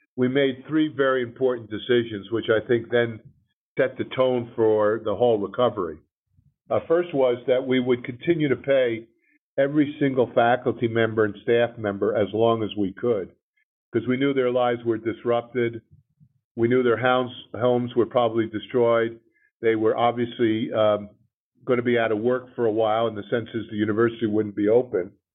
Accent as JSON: {"language": "English", "region": "New Jersey", "country": "United States", "tie": "born or raised there", "also_born_or_lived": "New Orleans", "moved": "yes", "said": "I was born and raised in Jersey"}